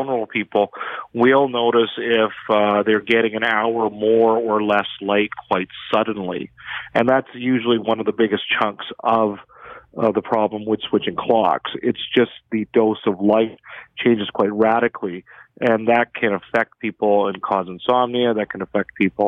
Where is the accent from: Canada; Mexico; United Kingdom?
Canada; Edmonton, Alberta; I'm from Edmonton